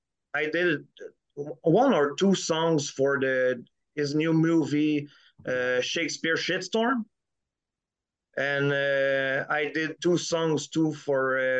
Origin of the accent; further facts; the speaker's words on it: Quebec, Canada; I'm French Canadian. So in Quebec, we have something like Mad magazine and it's called Crow.